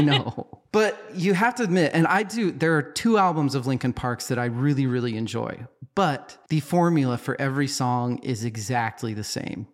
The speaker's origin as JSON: {"language": "English", "country": "United States", "said": "we're American"}